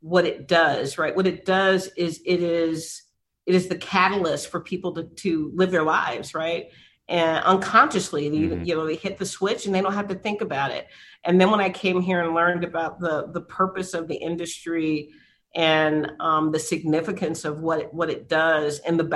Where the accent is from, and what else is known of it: San Antonio, Texas, United States; born or raised there